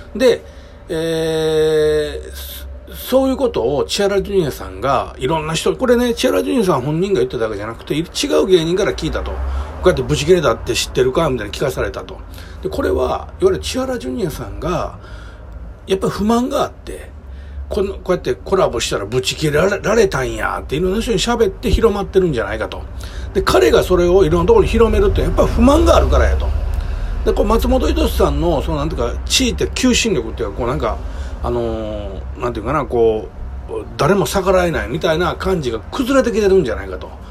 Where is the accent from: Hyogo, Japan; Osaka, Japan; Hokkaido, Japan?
Hyogo, Japan; Kobe; 僕基本的に神戸のね、もうめちゃくちゃ下町で生まれ育ったんですよ。